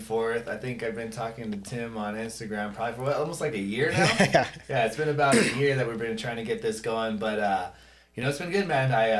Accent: Hacienda Heights, California, United States; also born or lived in South El Monte / Ontario, California / Glendale, California; now in La Habra, United States; I grew up in Hacienda Heights mainly. Grew up a little bit in South Del Monte. We lived with my grandma for a little bit. So we started off in Ontario, then moved to South Del Monte, was there for a little while. And then grew up the majority of my life in Hacienda Heights

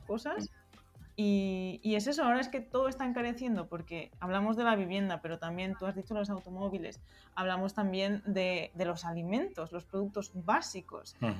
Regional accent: Spain; moved away as an adult; also born or lived in Berlin, Germany; yo soy española

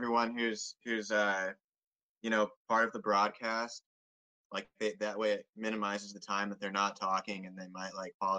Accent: Omaha, Nebraska, United States; I grew up in Omaha, Nebraska, and I've traveled all over the country

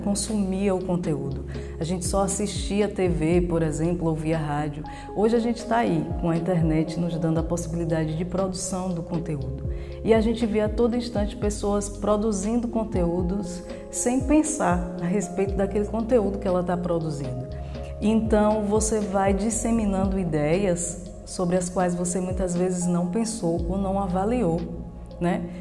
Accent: Itabuna, Bahia, Brazil; also born or lived in Eunápolis / Feira de Santana; Eu nasci em Tabuna e quando eu me lembro da minha infância aqui

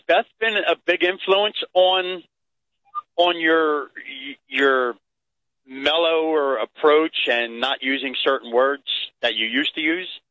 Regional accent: Canada; I am Canadian.

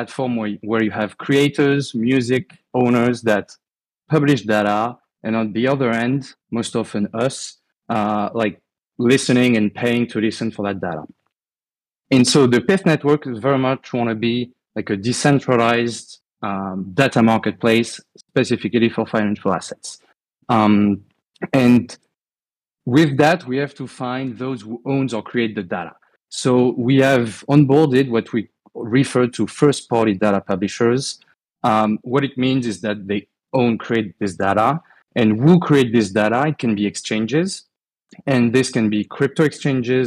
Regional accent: France; accent: French; English is a second language; you'll hear from my accent anyway, but I'm French. I live in Europe

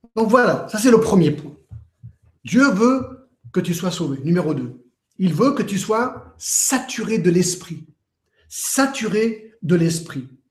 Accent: Geneva, Switzerland; j'ai grandi à Genève

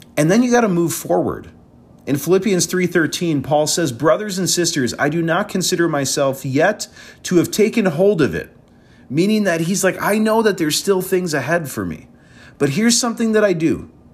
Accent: Wisconsin, United States; moved away as an adult; also born or lived in Chicago area; we're in Wisconsin, and, um, I'm originally from Wisconsin. So coming back home

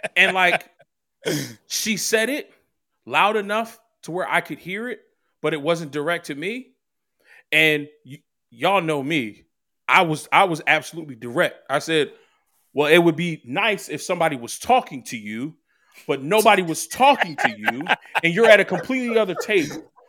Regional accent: Philadelphia, Pennsylvania, United States; moved away as an adult; now in New Jersey, United States; I was born and raised in Philly

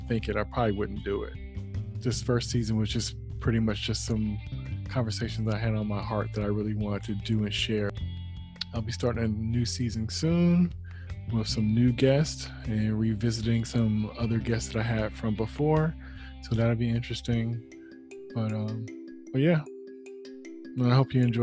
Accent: the Bay Area, California, United States; I'm an artist from the Bay Area

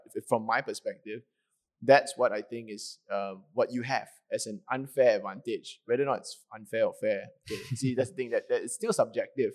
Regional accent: Ipoh, Perak, Malaysia; my dad speaks, uh, a bit of Cantonese because we are from Ipoh

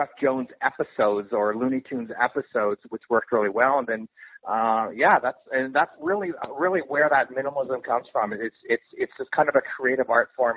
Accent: Canada; now in Los Angeles, United States; I'm based out of Los Angeles, but I'm Canadian

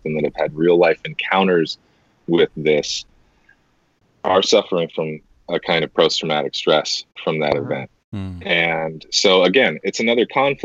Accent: United States; as an American, I'll speak for a lot of us here in America.

